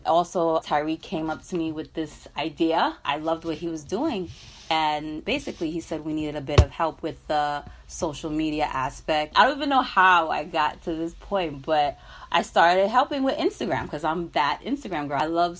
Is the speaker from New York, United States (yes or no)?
yes; New York City, New York, United States; I was raised in Brooklyn, both parents of West Indian descent, Trinidadian.